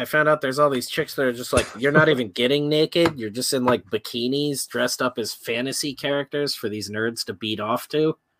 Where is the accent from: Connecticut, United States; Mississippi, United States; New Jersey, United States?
Connecticut, United States; I'm barely from Connecticut. I'm a man with no land.